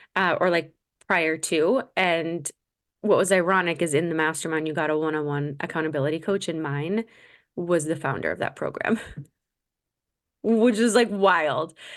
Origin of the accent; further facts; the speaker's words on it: Massachusetts, United States; growing up in Massachusetts